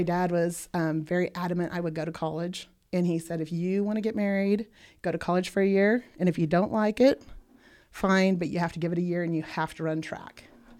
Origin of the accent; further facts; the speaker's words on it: Bertrand, Nebraska, United States; No, I grew up actually in Bertrand until I was 7. I didn't say Bertrand.